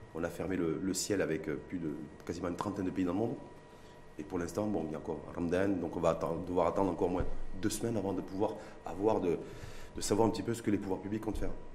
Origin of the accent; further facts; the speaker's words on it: Morocco; chez nous au Maroc, à Casablanca ou à Tanger